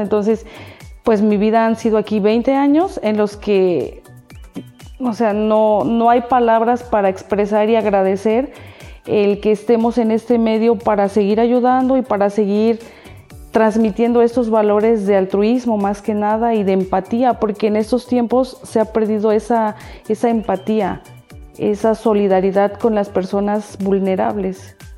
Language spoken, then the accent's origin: Spanish; Altotonga, Veracruz, Mexico; moved away as an adult; now in Xalapa, Mexico; Nací en Alto Tonga y por, mis estudios me vine a vivir aquí a Jalapa